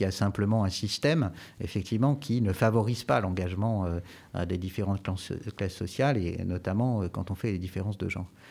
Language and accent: French; Jura, Bourgogne-Franche-Comté, France; now in Poitiers, France; Je suis jurassien